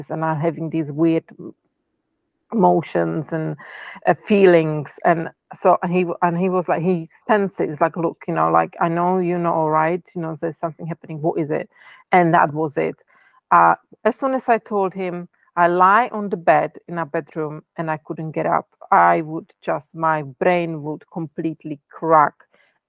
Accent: Czechia; first language Czech; English is a second language; moved away; I'm from Czech Republic

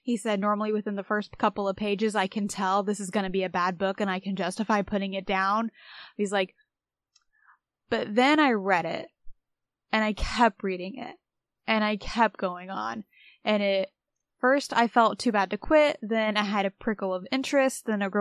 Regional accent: Indiana, United States; I'm from Indiana

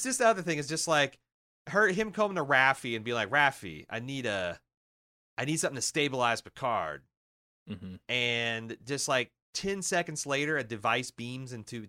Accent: Iowa, United States; I'm from Iowa. I just work here.

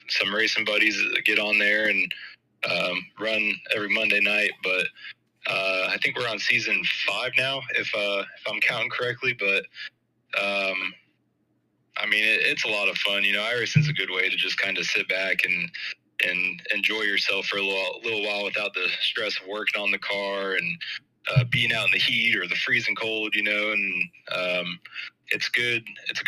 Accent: right south of Daytona, Florida, United States; moved away as an adult; now in Georgia, United States; I'm from Florida, right south of Daytona

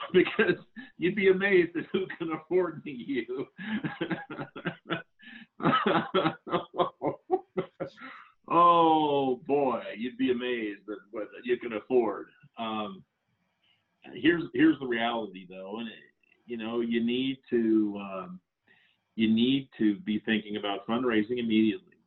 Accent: Central Florida, United States; now in Salt Lake City, United States; I grew up in Central Florida, a fan of Disney.

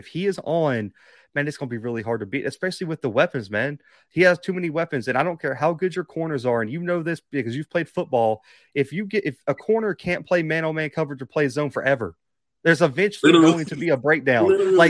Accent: Mobile, Alabama, United States; I'm from Mobile

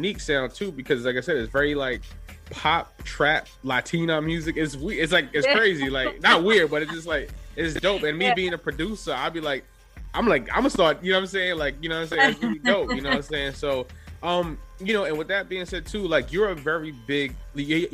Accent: New York City, New York, United States; I'm from the Bronx. I lived here a long time

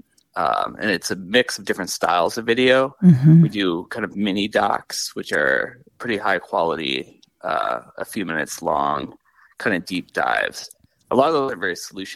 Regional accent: Michigan and Indiana, Midwest, United States; moved away as an adult; also born or lived in Connecticut; I'm originally from the Midwest, Michigan and Indiana

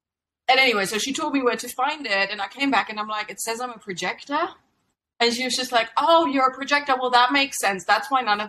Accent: Germany; moved away as an adult; I moved from Germany as a bright 19-year-old

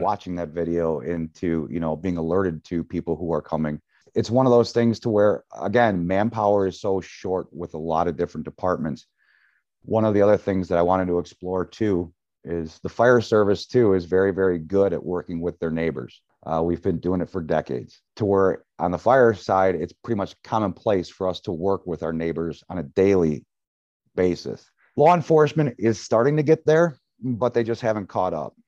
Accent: Libertyville, Illinois, United States; also born or lived in Knollwood, Lake Bluff; Raised in Libertyville

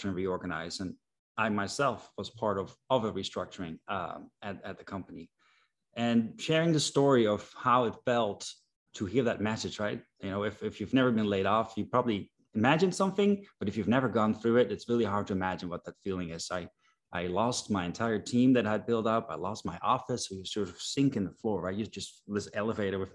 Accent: Netherlands; moved away as an adult; now in United States; I am originally Dutch. I'm from the Netherlands.

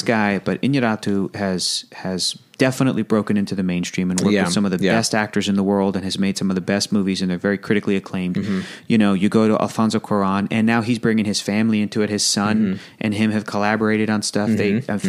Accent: San Diego, California, United States; growing up in San Diego, right by the border

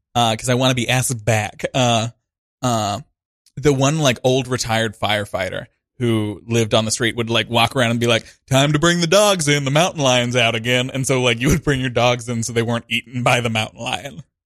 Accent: Montana, United States; moved away as an adult; also born or lived in Missoula, Montana / Lewistown, Montana; now in New York City, United States; I grew up in the classic pipeline to New York City, Montana

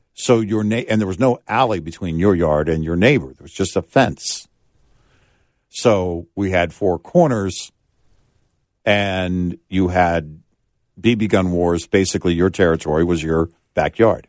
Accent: Texas, United States; growing up in Texas

